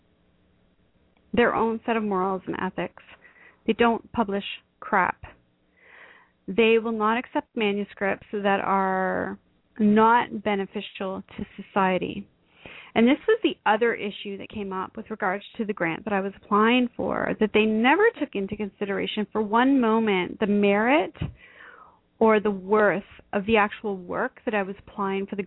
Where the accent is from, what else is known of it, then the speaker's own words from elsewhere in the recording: Canada; I am a Canadian